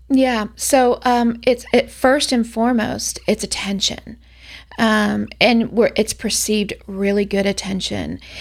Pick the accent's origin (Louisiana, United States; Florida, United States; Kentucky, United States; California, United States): Florida, United States; Orlando; I'm from Orlando, Florida